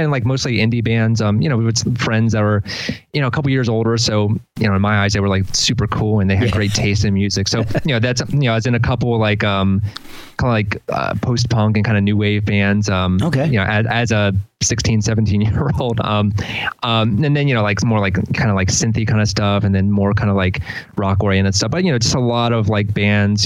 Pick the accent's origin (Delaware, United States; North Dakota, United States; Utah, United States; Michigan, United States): Delaware, United States; also born or lived in Philadelphia; now in College Park, United States; I'm from Delaware originally